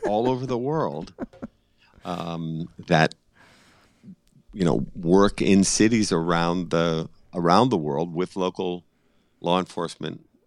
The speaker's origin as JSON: {"language": "English", "town": "Boston", "region": "Massachusetts", "country": "United States", "said": "I'm just a stubborn Irishman from Boston"}